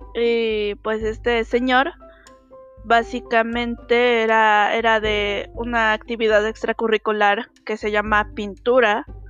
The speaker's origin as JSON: {"language": "Spanish", "country": "Mexico", "said": "soy mexicana."}